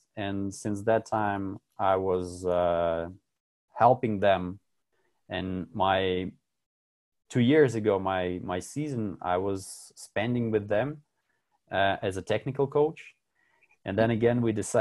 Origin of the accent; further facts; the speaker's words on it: Latvia; first language Russian; English is a second language; moved away as an adult; now in the Alps; I'm from Latvia